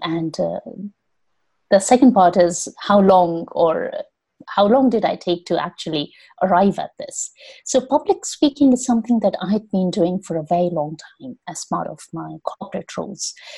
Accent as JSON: {"language": "English", "country": "India", "moved": "as an adult", "lives_now": "London, United Kingdom", "said": "I am originally from India"}